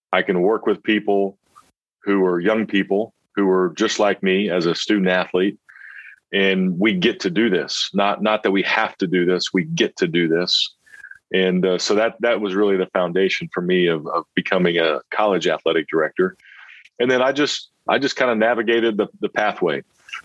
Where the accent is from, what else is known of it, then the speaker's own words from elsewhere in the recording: Dodge City, Kansas, United States; I grew up in Dodge City, Kansas, and there's not much to do out in Western Kansas except play sports